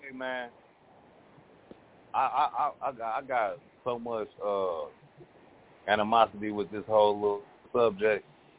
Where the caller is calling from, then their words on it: Twin Cities, Minnesota, United States; I'm calling from the Twin Cities of Minnesota